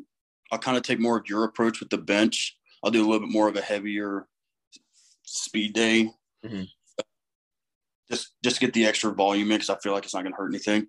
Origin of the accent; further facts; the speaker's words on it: Joplin, Missouri, United States; I'm from Joplin. I was born here